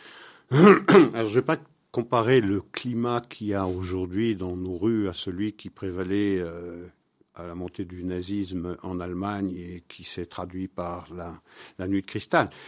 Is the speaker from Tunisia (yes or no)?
no; Belgium; c'est chez nous en Belgique